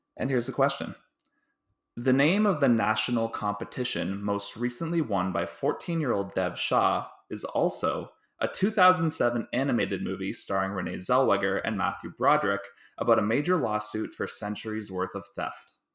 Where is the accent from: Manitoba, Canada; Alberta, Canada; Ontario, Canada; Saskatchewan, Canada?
Ontario, Canada; Delhi; I'm from Delhi, Ontario, which is a small town about an hour and a half west of Toronto